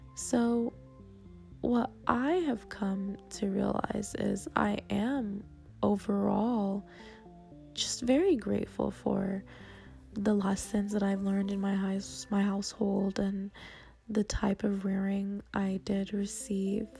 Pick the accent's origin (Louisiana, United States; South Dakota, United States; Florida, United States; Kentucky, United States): Florida, United States; South; moved away as an adult; I'm from South Florida area